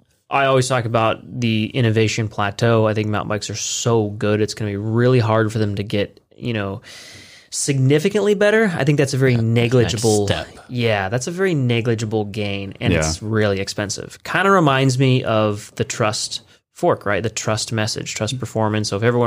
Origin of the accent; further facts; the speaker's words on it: California, United States; now in Lancaster, United States; We're originally from Southern California, a bit north of LA.